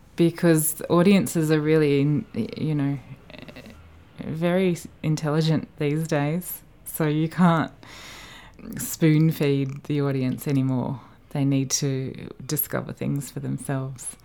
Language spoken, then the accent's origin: English; Australia; moved away as an adult; being Australian